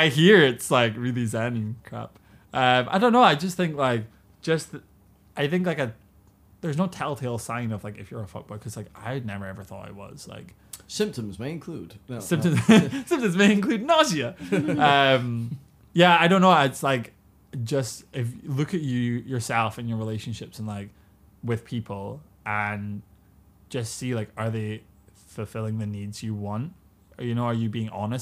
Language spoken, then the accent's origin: English; United Kingdom; now in China; me as a British person